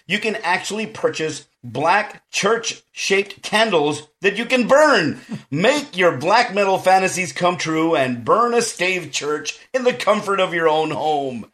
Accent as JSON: {"language": "English", "region": "South Texas", "country": "United States", "said": "I'm from South Texas and I'm a Mexican American"}